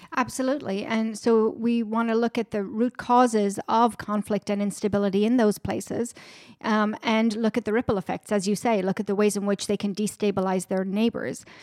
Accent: Ireland; moved away as an adult; now in Washington, D.C., United States; I'm originally from Ireland, born and raised. I grew up right on the border with Northern Ireland

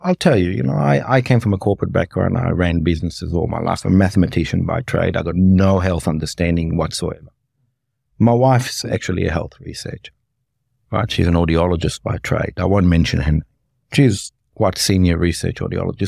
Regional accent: Cardross, Victoria, Australia; now in Melbourne, Australia; I grew up in a place called Cardross, which is just outside Muldrow

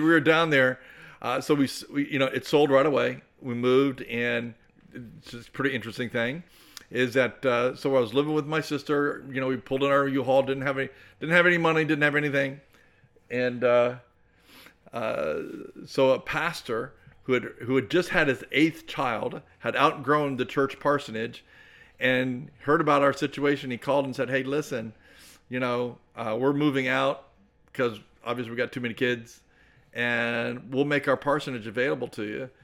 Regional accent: Clearwater, Florida, United States; moved away as an adult; also born or lived in Nigeria / Texas; I was born and raised here in the Tampa Bay area, born right there in Clearwater, Florida

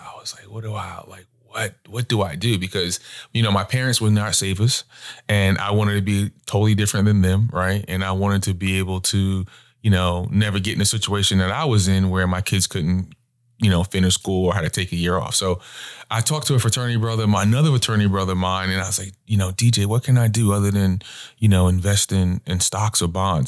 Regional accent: Long Island, New York, United States; moved away as an adult; also born or lived in Virginia; now in Charlotte, United States; born and raised in Long Island, New York

